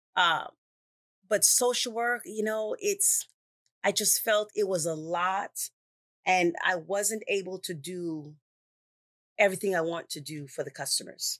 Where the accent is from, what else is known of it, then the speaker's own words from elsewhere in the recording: Toronto, Ontario, Canada; moved away as an adult; also born or lived in Jamaica; now in United States; from Canada, Toronto, Canada, was born in Jamaica, left there when I was four years old. So I was raised in Canada